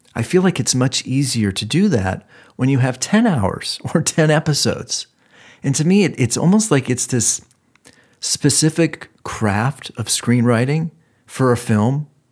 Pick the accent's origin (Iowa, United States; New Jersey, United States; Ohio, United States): Ohio, United States; I'm from Ohio.